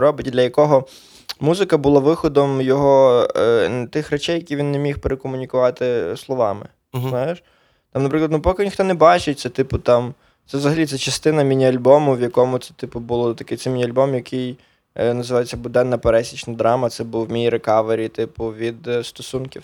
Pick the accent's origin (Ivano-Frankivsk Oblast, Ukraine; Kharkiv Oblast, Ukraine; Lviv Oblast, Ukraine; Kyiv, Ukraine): Lviv Oblast, Ukraine; Sokal district; also born or lived in Poland; Я Сокальський район, Львівська область, село Копитів, але я про... провчився в школі в Чорнограді